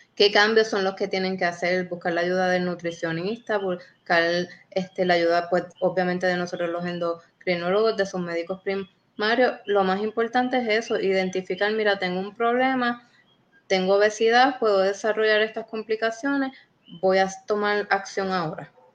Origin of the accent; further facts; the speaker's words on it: Puerto Rico; somos puertorriqueños